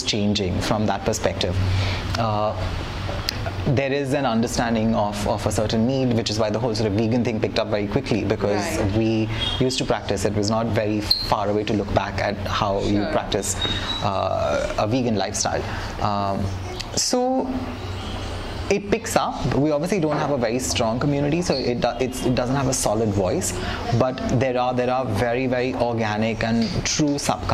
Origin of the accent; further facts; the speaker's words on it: India; we are quintessential Indian, you know, people